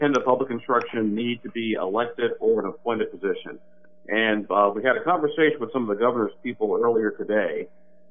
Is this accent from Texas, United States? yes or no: no; Illinois, United States; now in Indiana, United States; my home state of Illinois